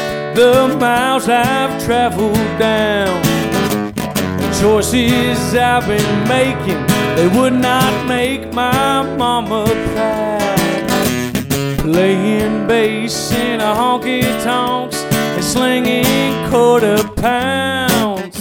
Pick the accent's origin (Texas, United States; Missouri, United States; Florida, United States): Texas, United States; I'm from Texas